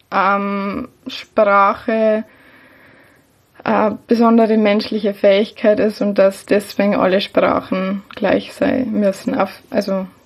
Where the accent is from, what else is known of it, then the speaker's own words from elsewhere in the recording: Bavaria, Germany; now in Vienna, Austria; Ich bin eigentlich aus Niederbayern. Also wahrscheinlich hat man mir das sowieso an meinem Dialekt auch, den ich jetzt einfach mal beibehalte.